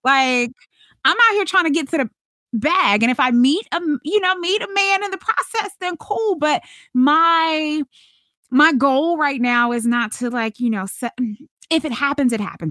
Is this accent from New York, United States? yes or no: no; Charlotte, North Carolina, United States; moved away; I'm originally from Charlotte, North Carolina